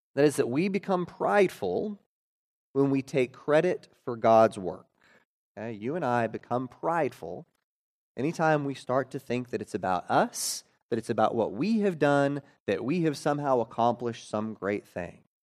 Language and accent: English; Oklahoma, United States; my third grade year, uh, growing up in Oklahoma.